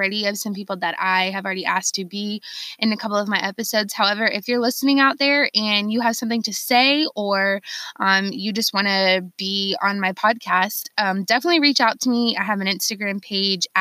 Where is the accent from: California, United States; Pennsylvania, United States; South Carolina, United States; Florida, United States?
South Carolina, United States; Charleston; I'm born and raised in Charleston, South Carolina